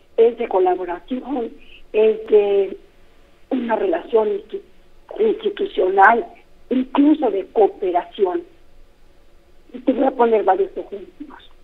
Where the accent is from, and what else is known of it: Mexico